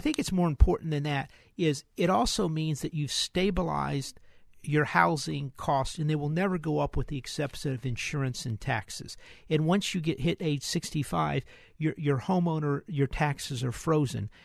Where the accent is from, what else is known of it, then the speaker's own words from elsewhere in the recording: Houston, Texas, United States; We're from Houston.